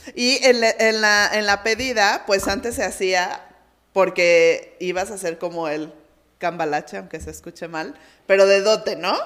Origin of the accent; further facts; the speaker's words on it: Mexico; como buenos mexicanos